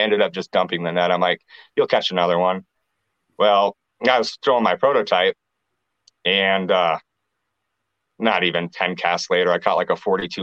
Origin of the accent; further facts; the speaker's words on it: Clear Lake, Iowa, United States; also born or lived in Cedar Rapids, Iowa; I moved back up to Clear Lake, and that's where there's a hometown